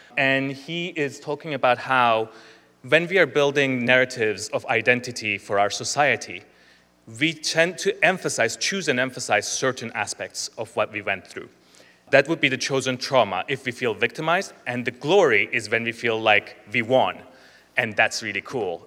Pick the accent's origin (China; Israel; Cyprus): Cyprus; Nicosia; moved away; I'm from the last divided capital. It is Nicosia. I am from the northern side, over here somewhere